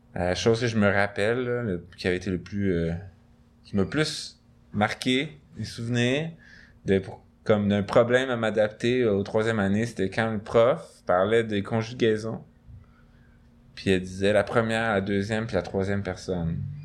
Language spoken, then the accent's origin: French; Montreal, Quebec, Canada; J'ai grandi à moins d'un kilomètre vers l'est de, ce, studio